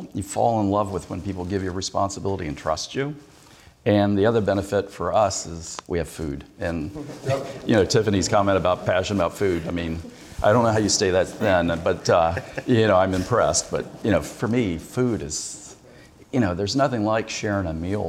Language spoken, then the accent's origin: English; Kentucky, United States; Yeah. Well, I was born in Pineville.